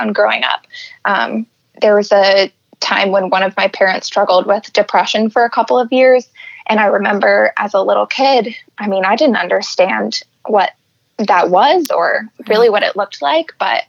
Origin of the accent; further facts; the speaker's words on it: California, United States; moved away as an adult; also born or lived in Seattle, Washington; now in Michigan, United States; I grew up in California, and then I went to school in Seattle